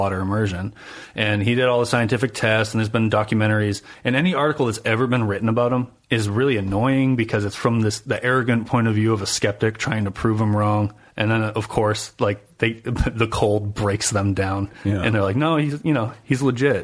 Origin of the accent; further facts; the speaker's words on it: New Hampshire, United States; I'm from New Hampshire